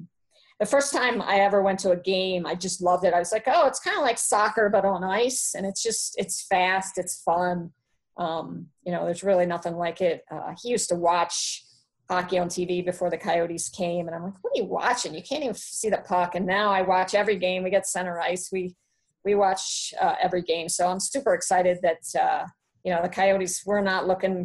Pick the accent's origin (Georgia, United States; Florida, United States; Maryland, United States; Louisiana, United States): Maryland, United States; Baltimore; I'm from Baltimore